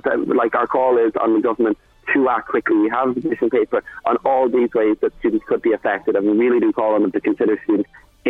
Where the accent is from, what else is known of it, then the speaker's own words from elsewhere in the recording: Ardee, Leinster, Ireland; I'm from Loud, I'm from RD